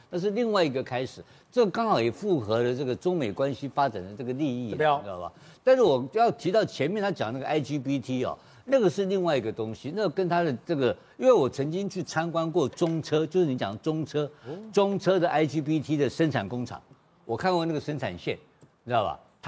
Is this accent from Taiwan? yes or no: yes; Taiwan; 我台湾人怎么跟你在那边工作呢？